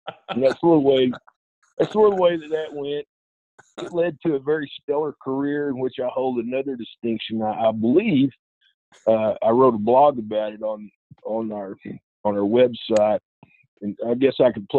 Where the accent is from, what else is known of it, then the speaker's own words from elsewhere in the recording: Duncan, Oklahoma, United States; also born or lived in Ardmore, Oklahoma; now in Greenwood, United States; Lived in southern Oklahoma. We moved around a lot when we were young, and we grew up in Duncan, Oklahoma, there in southern Oklahoma